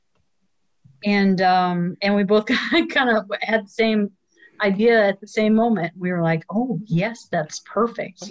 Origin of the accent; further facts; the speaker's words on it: Illinois, United States; moved away; I grew up in Illinois